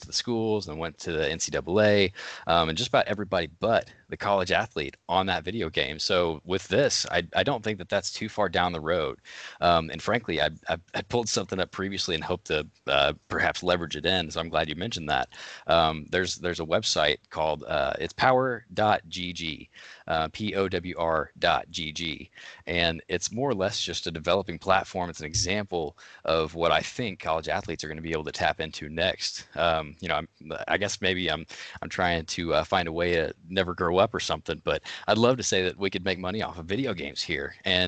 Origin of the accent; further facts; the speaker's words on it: Illinois, United States; But I'm from Illinois originally.